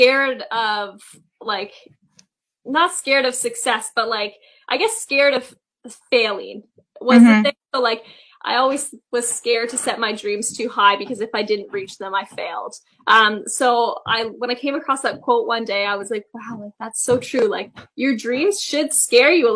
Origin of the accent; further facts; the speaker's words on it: Toronto, Ontario, Canada; I am a Maple Leafs fan just because I am from Toronto.